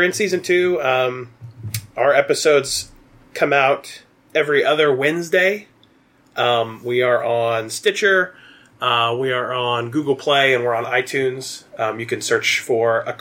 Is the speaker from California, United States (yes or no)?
no; Southeast Kansas, United States; I am from Southeast Kansas.